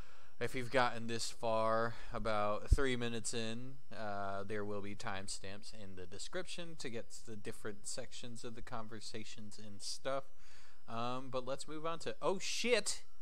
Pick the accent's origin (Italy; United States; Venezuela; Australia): United States; Kentucky; I'm from Kentucky, you know?